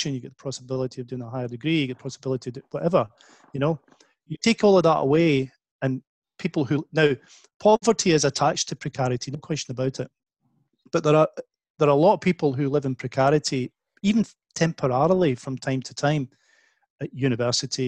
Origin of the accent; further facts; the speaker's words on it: Scotland, United Kingdom; when I was a kid growing up in Scotland